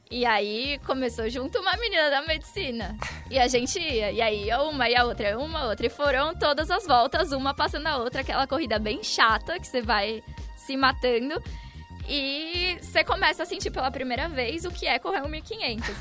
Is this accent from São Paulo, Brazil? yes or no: yes; Santos, São Paulo, Brazil; moved away as an adult; now in São Paulo, Brazil; eu sou de Santos